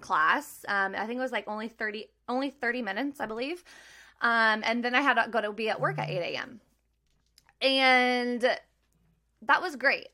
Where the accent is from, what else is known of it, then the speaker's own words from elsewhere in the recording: Maryville, Missouri, United States; moved away as an adult; now in Kansas City, United States; I'm originally from Maryville, Missouri. I now live in Kansas City with my husband